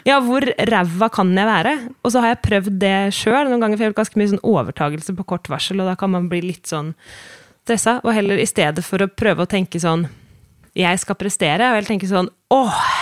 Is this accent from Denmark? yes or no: no; Sweden; now in Norway; som jeg kom fra Sverige, så følte jeg ganske lenge at jeg liksom hele tiden måtte bevise noe.